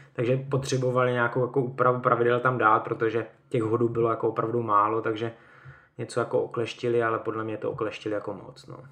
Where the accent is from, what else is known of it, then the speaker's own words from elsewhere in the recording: Mohelnice, Olomouc Region, Czechia; moved away as an adult; now in Hradec Králové, Czech Republic; Já pocházím z Mohelnice, to je na Moravě, eh, vlastně blízko Olomouce a tak tam jsem začal s judem a po střední škole jsem vlastně odešel do Hradce